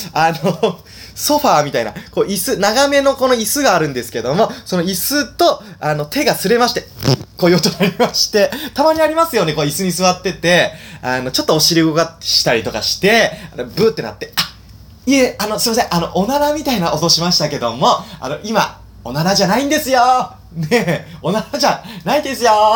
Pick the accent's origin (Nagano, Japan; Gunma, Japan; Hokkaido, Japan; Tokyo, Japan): Nagano, Japan; moved away; 僕はね、長野県出身なんで